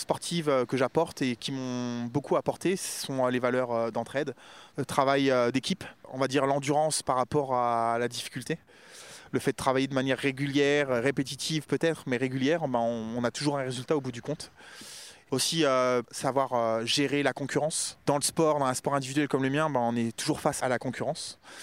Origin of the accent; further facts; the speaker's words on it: Créteil, Île-de-France, France; also born or lived in Mougins; Je suis né à Créteil. L'environnement dans lequel j'ai vécu, c'est un environnement banlieue parisienne